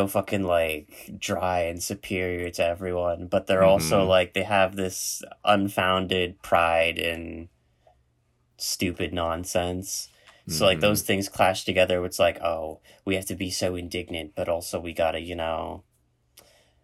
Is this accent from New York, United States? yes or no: yes; New York, United States; a grumpy New Yorker